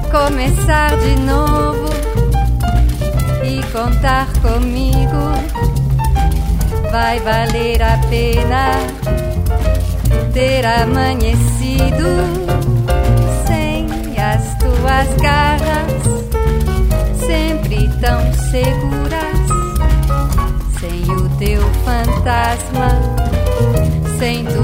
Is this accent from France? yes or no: yes; France; Em França existe isto já sou eu enquanto francesa a criticar a França